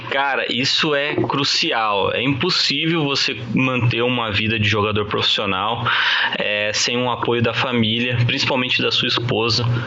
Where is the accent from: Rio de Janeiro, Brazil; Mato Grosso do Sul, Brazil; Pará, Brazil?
Mato Grosso do Sul, Brazil; Campo Grande; Eu sou de Campo Grande, Mato Grosso do Sul